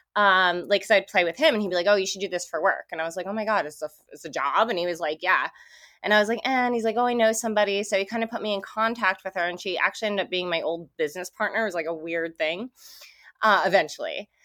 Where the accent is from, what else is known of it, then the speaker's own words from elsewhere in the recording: New Jersey, United States; moved away as an adult; now in California, United States; I'm actually from Jersey.